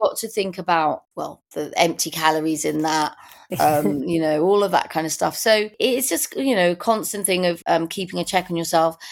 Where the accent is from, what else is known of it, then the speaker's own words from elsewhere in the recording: London, United Kingdom; I was born in Primrose Hill. I lived there in the 60s.